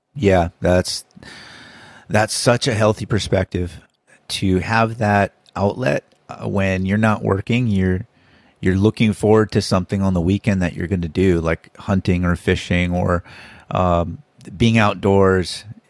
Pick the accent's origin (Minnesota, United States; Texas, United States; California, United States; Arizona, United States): Minnesota, United States; I was born in Minnesota